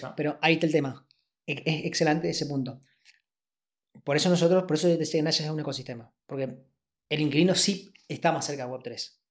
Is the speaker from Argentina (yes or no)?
yes; Argentina; venimos de un país en donde yo nací en el 88 y nací en crisis.